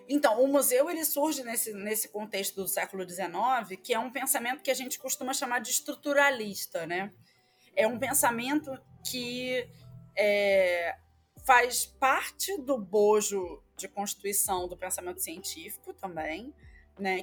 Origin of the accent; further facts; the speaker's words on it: Rio de Janeiro, Brazil; accent: carioca; now in Maranhão, Brazil; carioca, como não conseguiria esconder, mesmo que se eu quisesse, pelo meu sotaque